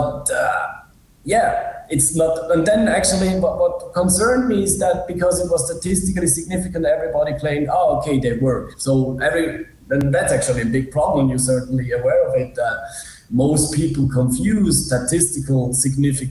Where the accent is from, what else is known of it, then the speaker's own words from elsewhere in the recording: Switzerland; also born or lived in Zurich; I'm from Switzerland